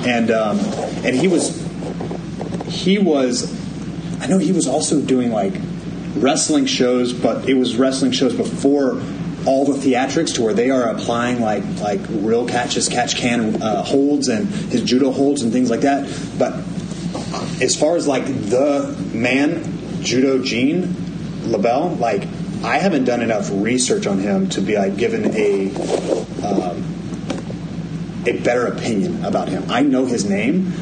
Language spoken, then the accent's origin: English; Amarillo, Texas, United States; I'm born and raised in Amarillo